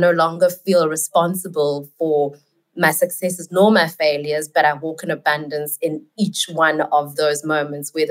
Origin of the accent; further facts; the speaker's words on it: South Africa; I am in South Africa, and I am South African